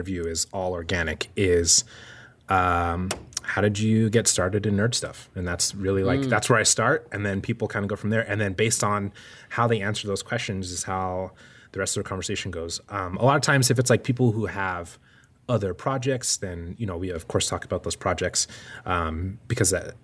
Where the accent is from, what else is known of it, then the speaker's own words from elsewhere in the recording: New Mexico, United States; I grew up in New Mexico